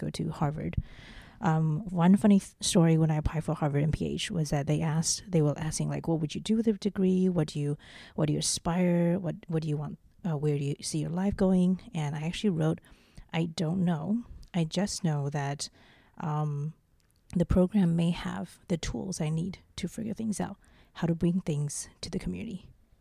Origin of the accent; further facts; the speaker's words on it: New Zealand; also born or lived in Taiwan / Beijing, China / Boston, United States / Silicon Valley, United States; now in Taipei, Taiwan; I'm from Taiwan, but I grew up in New Zealand